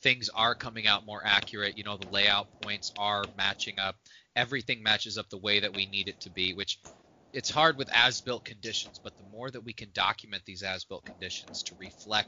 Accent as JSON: {"language": "English", "town": "Plymouth", "region": "Indiana", "country": "United States", "tie": "born or raised there", "moved": "yes", "said": "I grew up in Plymouth, Indiana"}